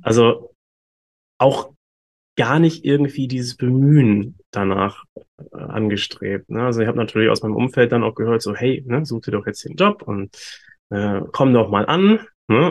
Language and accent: German; Hamburg, Germany; moved away as an adult; now in Bali, Indonesia; Ich komme ursprünglich aus Deutschland tatsächlich. Ich komme aus Hamburg